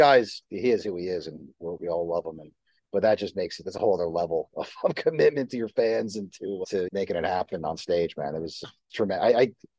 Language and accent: English; Livingston, New Jersey, United States; I grew up in New Jersey. How cliche is that for this conversation?